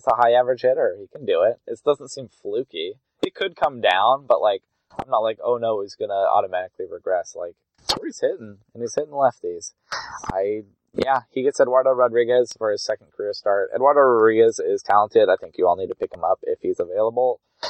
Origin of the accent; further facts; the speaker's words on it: Oregon, United States; moved away as an adult; also born or lived in New Hampshire; I grew up in Oregon.